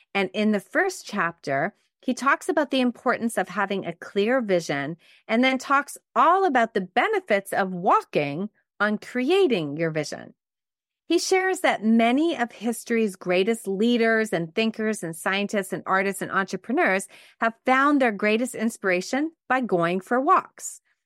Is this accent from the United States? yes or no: no; Montreal, Quebec, Canada; I actually grew up in a suburb of Montreal called the West Island.